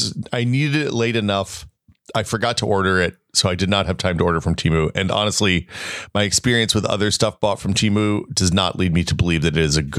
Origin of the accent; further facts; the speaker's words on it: the South, United States; moved away; growing up in the South